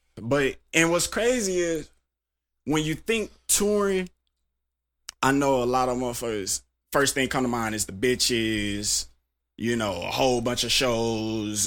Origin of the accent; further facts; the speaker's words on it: Tulsa, Oklahoma, United States; I'm from Tulsa, Oklahoma.